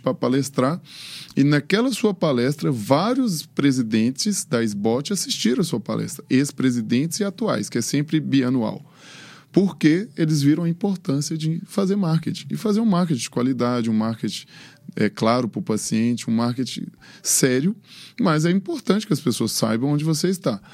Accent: Montes Claros, Minas Gerais, Brazil; moved away as an adult; now in Belo Horizonte, Brazil; Fiz medicina em Montes Claros, que é a minha cidade natal, onde eu é, vivi, cresci e montei meu primeiro consultório

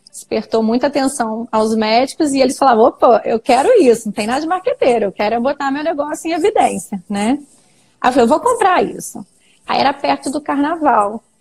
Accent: Niterói, Rio de Janeiro, Brazil; now in Cachoeiro de Itapemirim, Brazil; eu sou de Niterói, eu fiz UF, na Universidade Federal Fluminense

